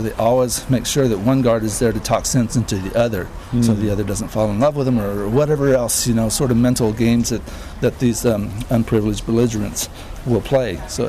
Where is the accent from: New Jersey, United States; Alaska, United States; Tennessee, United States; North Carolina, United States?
Alaska, United States; also born or lived in Netherlands; Well, yeah. I mean, I was born in Holland.